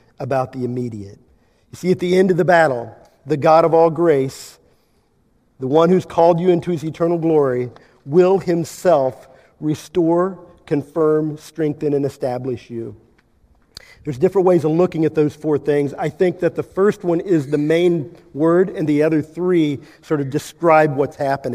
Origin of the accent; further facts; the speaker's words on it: Kansas, United States; I'm from Kansas